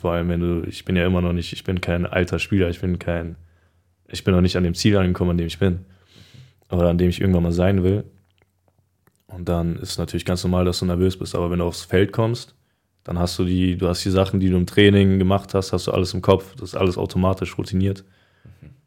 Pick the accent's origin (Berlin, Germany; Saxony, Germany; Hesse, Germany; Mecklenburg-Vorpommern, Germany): Hesse, Germany; Frankfurt; ich bin ja in Frankfurt auch groß geworden. Also ich kenne mich hier aus und ist für mich, ist für mich immer noch Heimat.